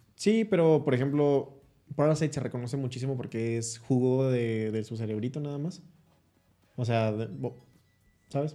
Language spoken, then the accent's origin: Spanish; Chihuahua, Mexico; el Chihuahua, el México del Norte somos nosotros